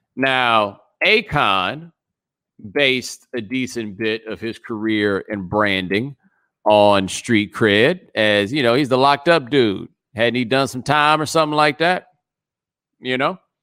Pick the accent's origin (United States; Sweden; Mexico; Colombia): United States; Texas; I'm from Texas